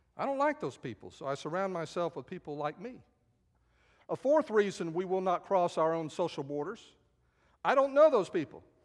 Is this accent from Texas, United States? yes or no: yes; San Antonio, Texas, United States; also born or lived in Dayton, Ohio; I grew up in San Antonio